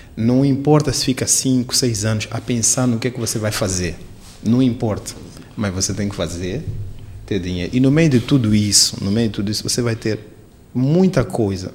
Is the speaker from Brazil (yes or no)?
no; Quelimane, Zambezia, Mozambique; now in Maputo, Mozambique; Eu sou de Climana